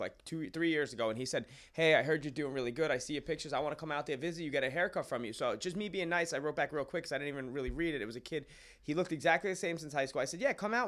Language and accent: English; Ronkonkoma, New York, United States; moved away as an adult; also born or lived in Glen Cove, New York; I grew up in Suffolk County, in Ronkonkoma